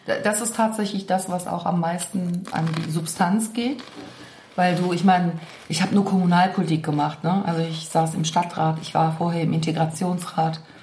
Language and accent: German; Cologne, North Rhine-Westphalia, Germany; ich bin hier in Zollstock groß geworden